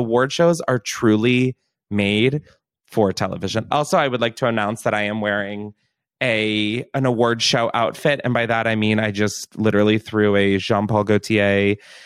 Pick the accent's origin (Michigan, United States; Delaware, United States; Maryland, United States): Delaware, United States; moved away; I'm from Delaware. There's not really like an entertainment industry. There's no fame. Like that's just never been a part of my upbringing